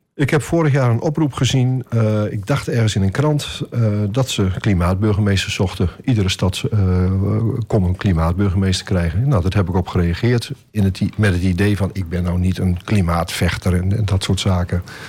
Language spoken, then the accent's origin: Dutch; Groningen, Netherlands; now in Almelo, Netherlands; Ik ben geboren in Groningen eh, op een boerderij